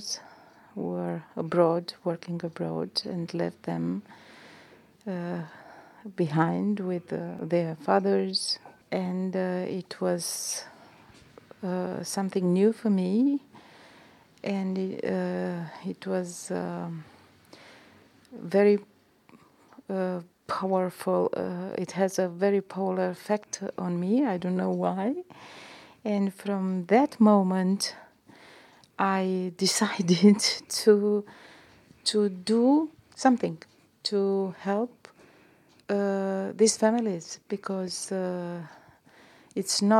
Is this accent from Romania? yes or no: yes; Romania; English is a second language; now in Milan, Italy; I'm from Romania community